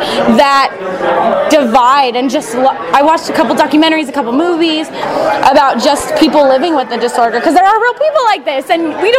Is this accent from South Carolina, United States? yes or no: no; Merced, California, United States; from Merced, California